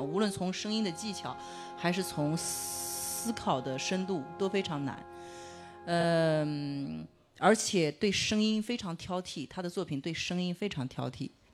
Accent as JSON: {"language": "Chinese", "country": "China", "said": "我们中国人一代人的记忆"}